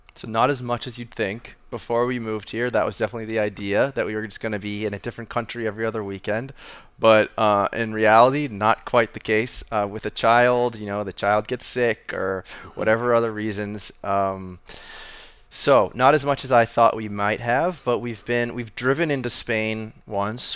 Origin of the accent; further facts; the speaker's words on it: Boston, Massachusetts, United States; moved away as an adult; also born or lived in Argentina / Costa Rica / Amherst, Massachusetts; now in Portugal; was born in, um, Boston, Massachusetts, uh, and I grew up in Boston